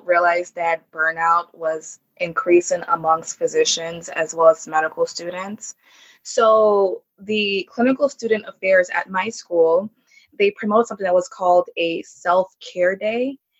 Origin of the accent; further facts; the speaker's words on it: Jamaica; born there; because I was born in Jamaica. And my family's from Jamaica, so it felt like I was at home.